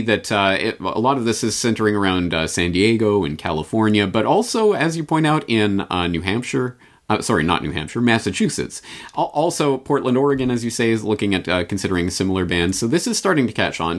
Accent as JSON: {"language": "English", "country": "Canada", "tie": "born or raised there", "moved": "yes", "lives_now": "Japan", "said": "I come at this as a Canadian in Japan"}